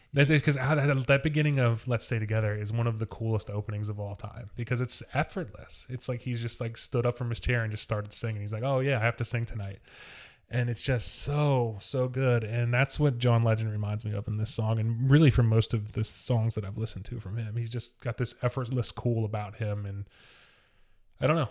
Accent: Wilmington, Ohio, United States; I'm from Wilmington

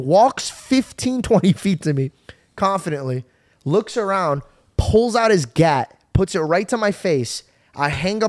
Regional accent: Arizona, United States; born or raised there

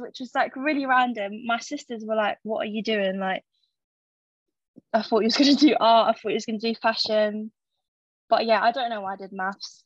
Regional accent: London, United Kingdom; I'm 23, born and raised in London

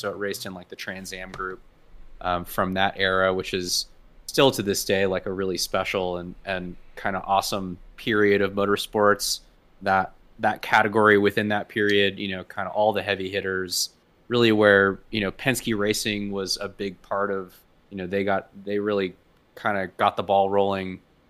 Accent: San Francisco, California, United States; I was born in San Francisco and grew up in the Bay Area.

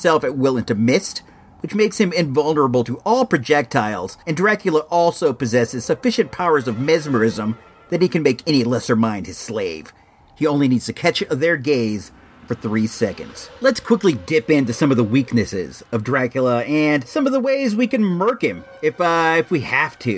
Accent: Illinois, United States; moved away; I was born in Illinois

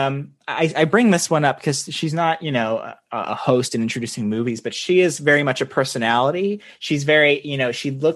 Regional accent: Kansas City, United States; I was born in Kansas City

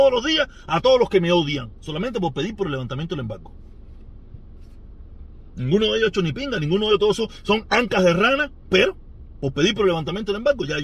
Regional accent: Cuba; now in United States; Yo hace, yo hace mucho tiempo me fui de Cuba, yo dije, mi lucha es en la Yuma

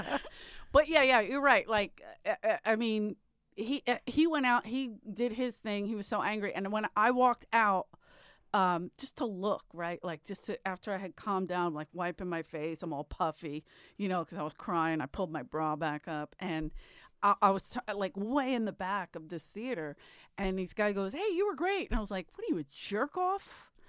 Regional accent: Philadelphia, Pennsylvania, United States; I'm from Philly

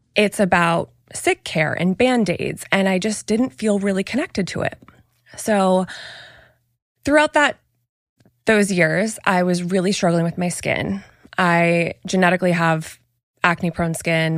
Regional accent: Hawaii, United States; moved away; also born or lived in Oregon; I was born in Hawaii, spent most of my childhood years there

